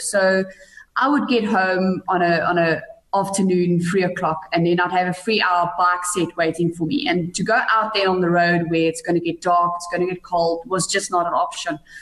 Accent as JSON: {"language": "English", "town": "Bethlehem", "region": "Free State", "country": "South Africa", "tie": "born or raised there", "said": "I grew up in a little town called Bethlehem in the Eastern Free State."}